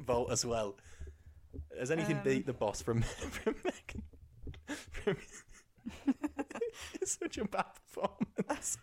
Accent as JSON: {"language": "English", "region": "England", "country": "United Kingdom", "said": "we're English"}